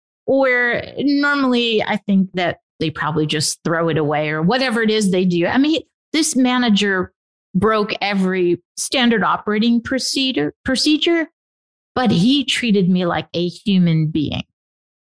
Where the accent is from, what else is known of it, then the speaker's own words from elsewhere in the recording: Nevada, United States; also born or lived in Pennsylvania / Las Vegas; I'm more inclined to say Nevada than I am Pennsylvania.